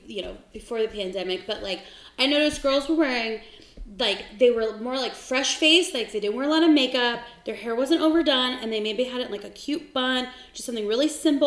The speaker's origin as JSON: {"language": "English", "town": "San Diego", "region": "California", "country": "United States", "moved": "yes", "lives_now": "Phoenix, United States", "said": "I'm from San Diego originally, and I moved to Phoenix 15 years ago."}